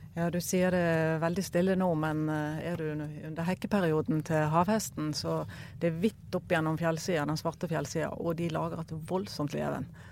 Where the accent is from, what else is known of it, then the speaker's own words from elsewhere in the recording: Bergen, Vestland, Norway; now in Kongsberg, Norway; kommer opprinnelig fra Bergen, men bor på Kongsberg til vanlig